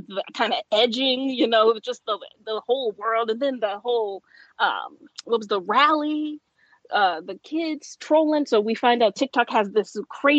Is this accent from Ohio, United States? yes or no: yes; Ohio, United States; I'm from Ohio